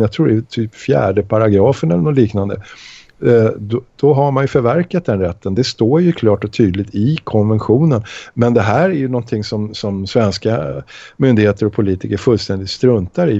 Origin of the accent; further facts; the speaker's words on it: Sweden; samma värderingar som vi svenskar